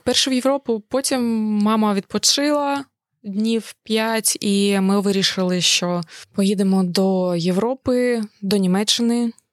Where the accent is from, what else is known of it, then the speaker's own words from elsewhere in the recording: Kharkiv, Kharkiv Oblast, Ukraine; moved away as an adult; also born or lived in Kyiv; now in United Kingdom; я народилася у Харкові але вже багато років е, жила у Києві